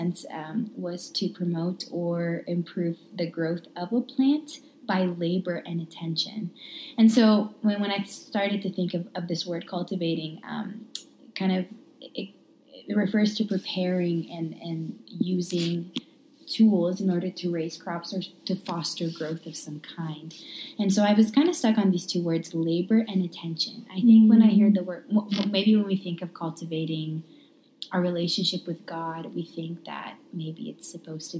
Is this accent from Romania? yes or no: yes; Romania; now in Calgary, Canada; born and raised in Romania